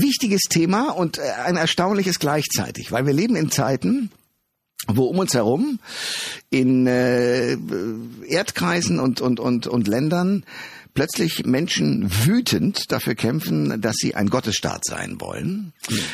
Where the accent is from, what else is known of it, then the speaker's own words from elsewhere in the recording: Germany; wir Deutsche